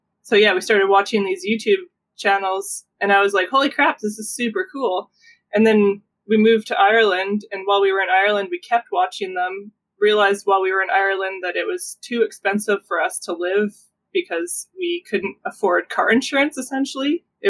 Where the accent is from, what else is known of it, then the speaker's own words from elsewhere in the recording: Alberta, Canada; also born or lived in British Columbia; I was born in Alberta, then moved to BC when I was 4, moved back to Alberta when I was like a young teenager